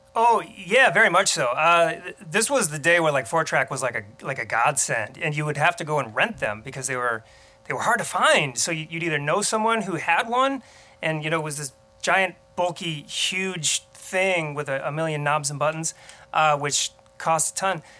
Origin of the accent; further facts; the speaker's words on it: Muscatine, Iowa, United States; moved away as an adult; also born or lived in Colorado Springs; I grew up in Muscatine